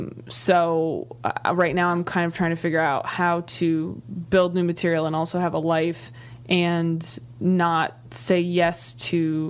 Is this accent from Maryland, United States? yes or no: no; Escalon, California, United States; also born or lived in Modesto; I grew up in Northern California, but like Modesto, Escalon